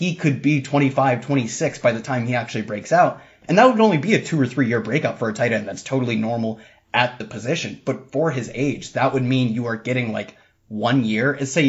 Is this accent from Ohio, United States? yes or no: yes; Ohio, United States; these are both schools from my home state. I drive by them on ways to bigger schools all the time. on ways to go, if I go to Ohio State